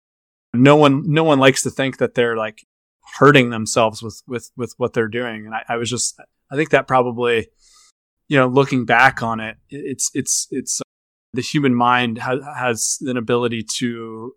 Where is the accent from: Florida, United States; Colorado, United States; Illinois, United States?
Florida, United States; Boca Raton; I was growing up in Boca Raton